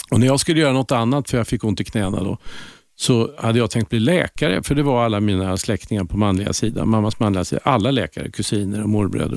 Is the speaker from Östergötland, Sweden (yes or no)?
yes; Linköping, Östergötland, Sweden; det jantetyngda östgötska eh, livet